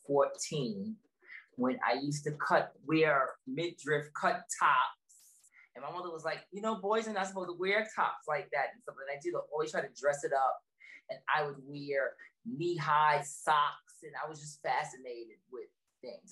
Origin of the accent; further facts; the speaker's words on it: New York City, New York, United States; also born or lived in London; I'm from Brooklyn, New York, born and raised in Brooklyn, New York